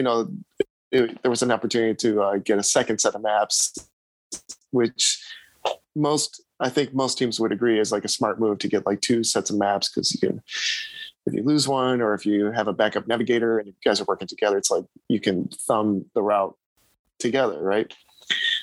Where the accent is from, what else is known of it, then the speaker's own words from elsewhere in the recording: United States; being from the United States